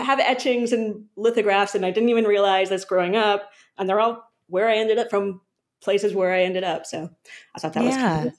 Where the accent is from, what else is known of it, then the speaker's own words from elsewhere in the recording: East Coast, United States; I grew up on the East Coast. We kind of moved around a lot